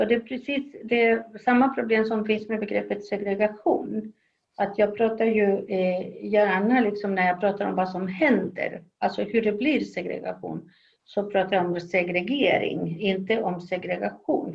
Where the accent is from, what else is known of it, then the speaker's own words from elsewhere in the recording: Chile; Swedish is a second language; moved away as an adult; also born or lived in Sweden / Uppsala, Sweden; now in Los Angeles, United States; men inte i Sverige utan i Chile där jag kommer ifrån. Jag avslutade gymnasiet